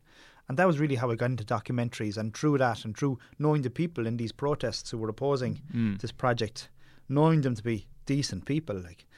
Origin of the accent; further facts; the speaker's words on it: Munster, Ireland; Well, growing up in Tipperary, we were surrounded by the mountains.